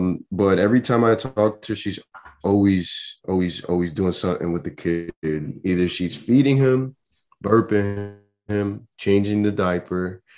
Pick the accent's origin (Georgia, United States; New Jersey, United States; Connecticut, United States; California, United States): New Jersey, United States; Elizabeth; also born or lived in Pennsylvania; I moved around a lot. I started off in Pennsylvania, ended up coming down to my hometown here in Jersey, in Elizabeth.